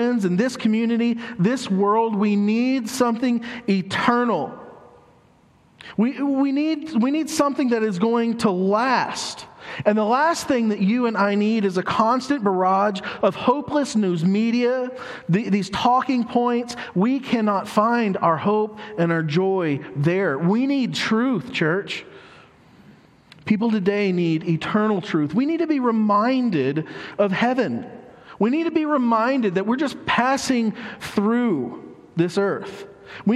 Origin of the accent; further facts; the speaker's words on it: United States; us as American citizens